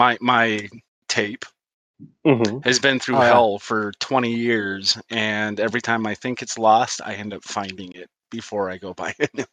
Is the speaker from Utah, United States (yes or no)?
yes; Utah, United States; We're all from Utah.